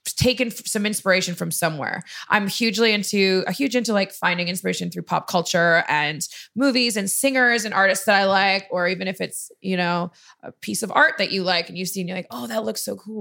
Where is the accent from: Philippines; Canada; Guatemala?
Canada; I'm Canadian